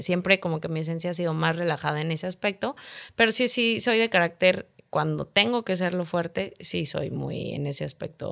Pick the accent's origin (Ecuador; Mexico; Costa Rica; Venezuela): Mexico; San Luis Potosí; moved away as an adult; also born or lived in United States; now in Monterrey, Mexico; yo soy de San Luis Potosí. Eh, terminé, pues, ahora sí que primaria, secundaria y prepa